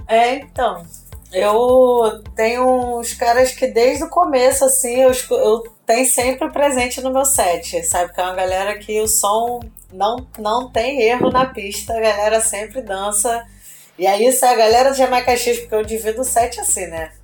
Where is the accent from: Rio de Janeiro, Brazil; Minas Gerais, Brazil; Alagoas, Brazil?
Rio de Janeiro, Brazil; São João de Meriti; E eu sou da Baixada Fluminense, sou de São João de Meriti